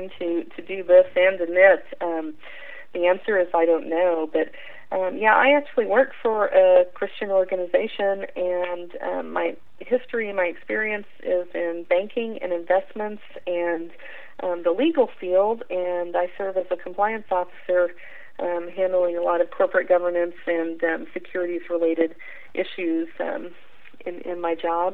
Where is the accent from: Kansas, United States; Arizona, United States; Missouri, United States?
Missouri, United States; Springfield; I born and raised in Springfield, Missouri